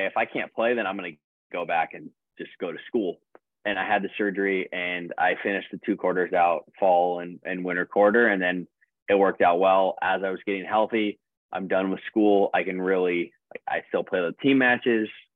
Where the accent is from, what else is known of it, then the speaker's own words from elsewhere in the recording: United States; as an American